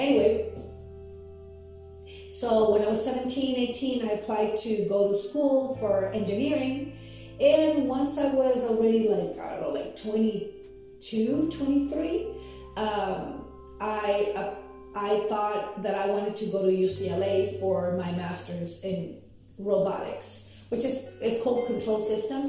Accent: Tijuana, Baja California, Mexico; English is a second language; moved away as an adult; also born or lived in Mexico City; I was born in Mexico City, and when I was very little, my parents moved us to Tijuana, Mexico, where I grew up.

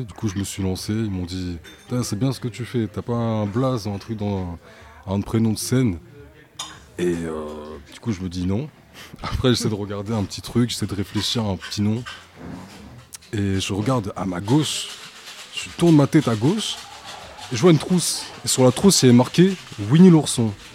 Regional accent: Coutances, Normandy, France; D'origine haïtienne, c'est mon père qui est né à Haïti. Moi, je, suis, bah, je suis né à Coutances

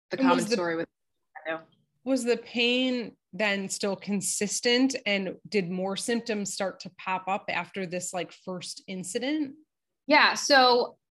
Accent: East Coast, United States; disclaimer that I'm from the East Coast because like that's just it's still in me, you know.

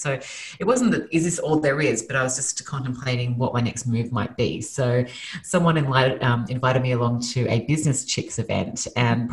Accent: Sydney, New South Wales, Australia; moved away as an adult; now in Los Angeles, United States; Originally, I'm from Australia. So I was born and raised in Sydney, Australia, moved to Los Angeles 5 years ago

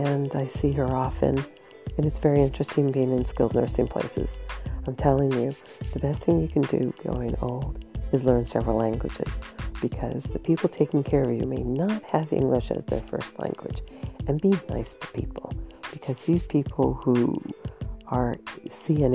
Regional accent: Southern California, United States; also born or lived in Canada / Sacramento Valley; I grew up in the Irish community of Southern California.

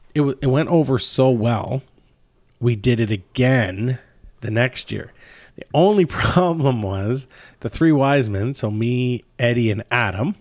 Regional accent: Oshawa, Ontario, Canada; growing up in Oshawa

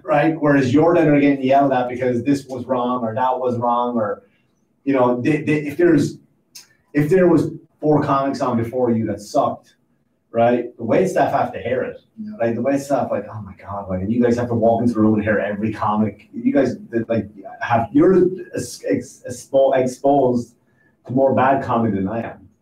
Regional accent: Ireland; now in United States; I'm from I'm from Ireland

